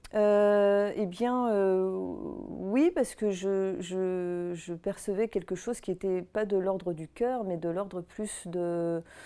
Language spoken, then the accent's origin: French; Auvergne-Rhône-Alpes, France; j'ai grandi quelque part dans la région Rhône-Alpes, dans les montagnes